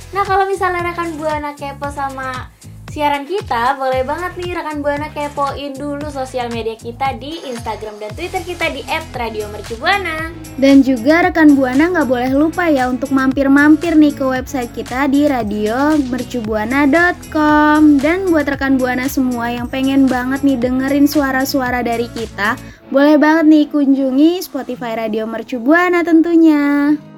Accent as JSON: {"language": "Indonesian", "region": "Jakarta", "country": "Indonesia", "said": "kita juga warga Jakarta"}